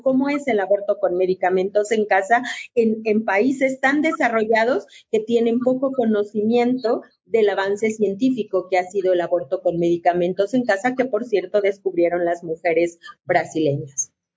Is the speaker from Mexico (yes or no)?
yes; León, Guanajuato, Mexico; Yo soy guanajuatense, primero voy a ser guanajuatense y siempre a leonesa